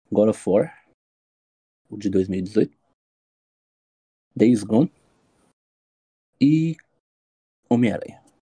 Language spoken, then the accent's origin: Portuguese; São Paulo, Brazil; tenho 25 anos, sou de São ah. Paulo.